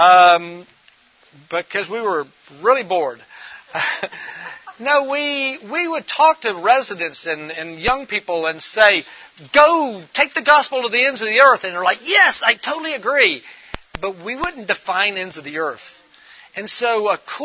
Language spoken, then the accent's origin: English; Memphis, Tennessee, United States; I'm originally from Memphis, Tennessee